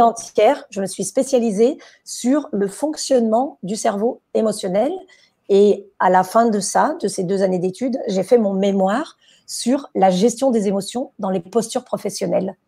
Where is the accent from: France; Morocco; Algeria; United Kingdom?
France; Chez nous, en France, on a des cours d'improvisation